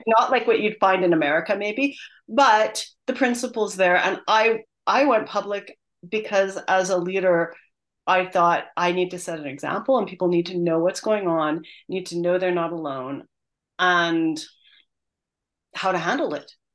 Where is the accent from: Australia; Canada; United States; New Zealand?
Canada; moved away; I'm originally Canadian